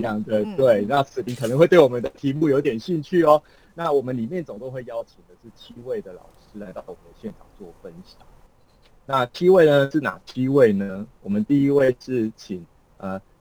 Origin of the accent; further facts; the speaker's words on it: Kaohsiung, Taiwan; 怡辉呢，他其实也是我们高雄人哦